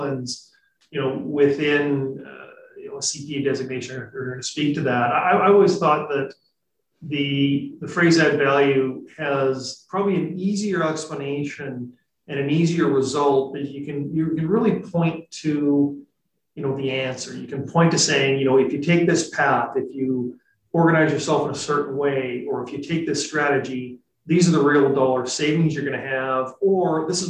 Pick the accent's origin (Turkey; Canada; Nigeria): Canada; Regina, Saskatchewan; moved away as an adult; now in Vancouver, Canada; I'm originally from Saskatchewan. So I grew up in Regina